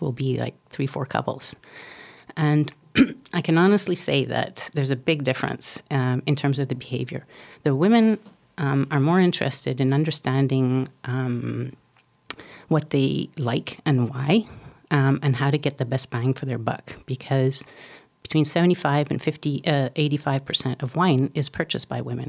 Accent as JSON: {"language": "English", "country": "Canada", "said": "I'm Canadian"}